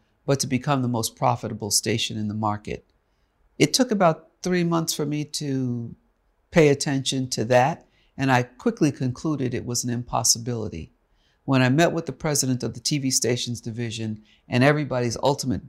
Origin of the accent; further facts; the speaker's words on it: New York City, New York, United States; moved away as an adult; also born or lived in Texas / Oklahoma; now in Los Angeles, United States; New York, my hometown. I'm from Harlem